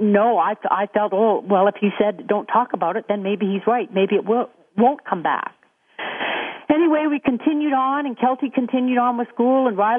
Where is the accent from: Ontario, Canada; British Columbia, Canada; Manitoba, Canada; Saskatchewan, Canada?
British Columbia, Canada; West Vancouver; also born or lived in Whistler; we grew up in West Vancouver